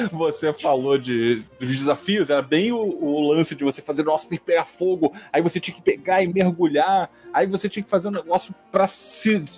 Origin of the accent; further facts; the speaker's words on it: Rio de Janeiro, Brazil; Eu conheci a Van como eu sou do Rio de Janeiro